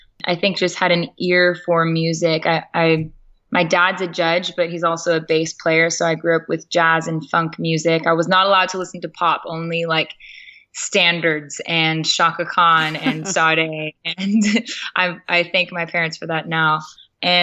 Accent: Chino, California, United States; I was born and raised in Southern California in a city called Chino

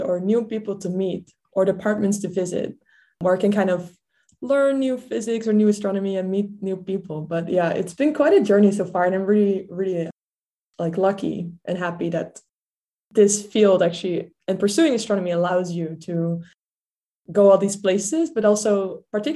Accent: Netherlands; English is a second language; moved away; I grew up in the Netherlands. I'm actually from like a small town that's called in English Three Mountains

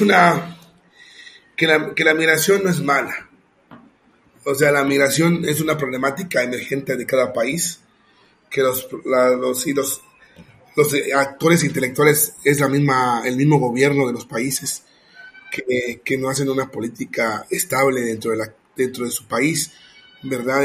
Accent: Mexico; Yo soy mexicano, pero yo soy inmigrante en mi país porque estoy viviendo en otro, en otro estado

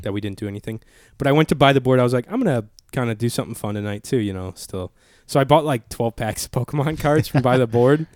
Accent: Chicago Heights area, Illinois, United States; born or raised there

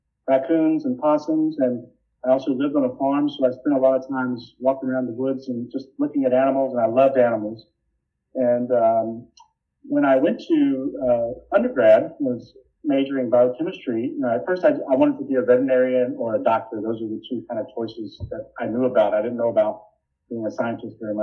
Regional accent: Sylvester, Georgia, United States; also born or lived in Austin, Texas; I'm from South Georgia.

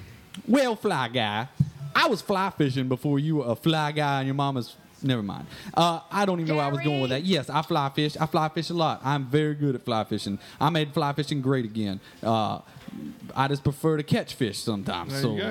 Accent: the South, United States; accent: American, maybe a little Southern American; So my accent is really, I refer to it as American, maybe a little Southern American, but American mostly.

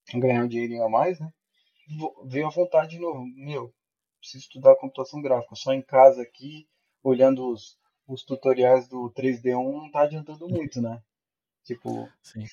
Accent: Araranguá, Santa Catarina, Brazil; eu sou de Santa Catarina, né? Araranguá, Santa Catarina

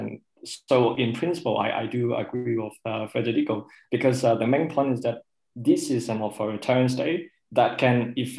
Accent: Hong Kong; moved away; as someone who was born and raised in Hong Kong, seeing how I used to live in a place that was full of freedoms, but not democracy at all.

